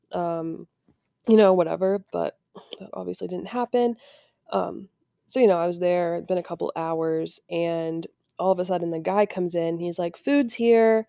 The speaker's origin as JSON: {"language": "English", "region": "Indiana", "country": "United States", "said": "I'm from Indiana"}